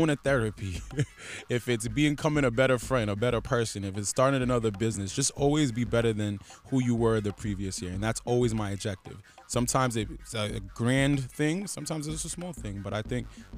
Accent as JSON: {"language": "English", "town": "Providence", "region": "Rhode Island", "country": "United States", "tie": "born or raised there", "said": "I grew up Southside of Providence. I grew up in Chad Brown Projects."}